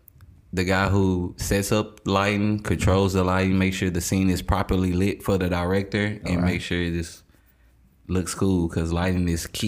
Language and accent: English; Little Rock, Arkansas, United States; I'm from Jackson, Little Rock, Arkansas, down south.